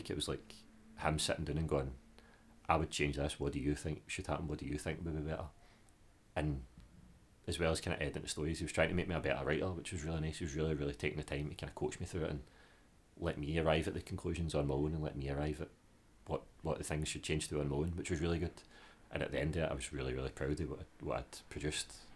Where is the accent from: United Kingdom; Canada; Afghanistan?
United Kingdom; Glasgow, Scotland; as a Glaswegian